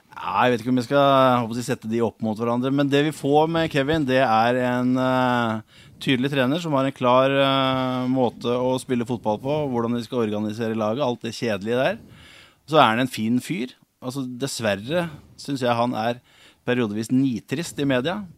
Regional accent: Hamar, Innlandet, Norway; Jeg er født og oppvokst på Briskeby

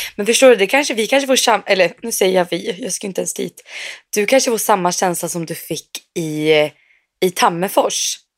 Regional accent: Sweden; moved away; also born or lived in Umeå; var ju hemma i Sverige

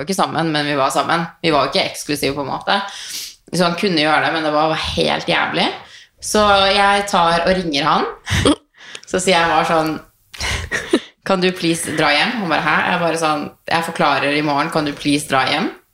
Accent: Tønsberg, Vestfold, Norway; moved away; also born or lived in Tromsø; hjemme i Tønsberg

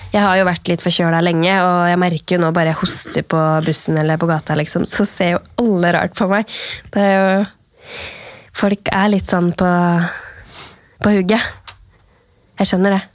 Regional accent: Norway; her hjemme i Norge

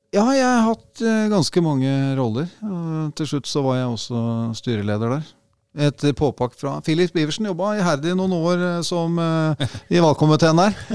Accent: Sofiemyr, Akershus, Norway; jeg er født og oppvokst på Sofiumer, rett ved Sofiumerhallen.

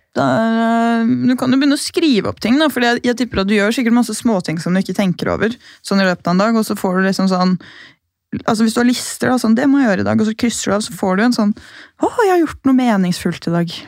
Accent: Gol, Buskerud, Norway; now in Oslo, Norway; Hjemme på Gol så er det mye tørre luft

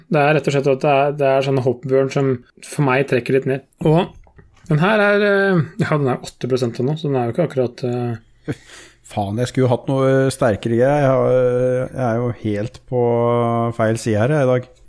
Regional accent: Norway; jeg og min bror Vi er jo fra Kallet

